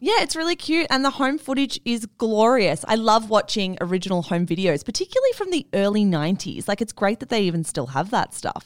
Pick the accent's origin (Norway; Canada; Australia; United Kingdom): Australia; Melbourne, Victoria; I'm from Melbourne